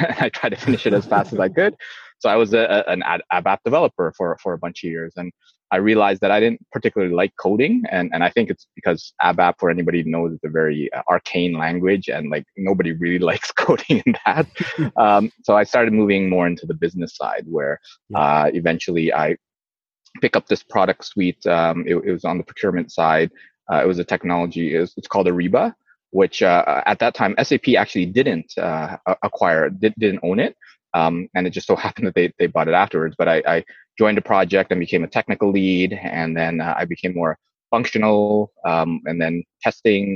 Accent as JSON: {"language": "English", "country": "Canada", "tie": "born or raised there", "also_born_or_lived": "Indonesia", "said": "I was born in Indonesia, moved to Canada when I was young."}